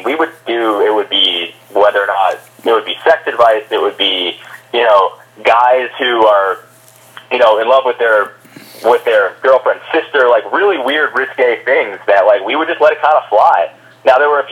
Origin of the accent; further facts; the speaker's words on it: Northeast, United States; I'm from the Northeast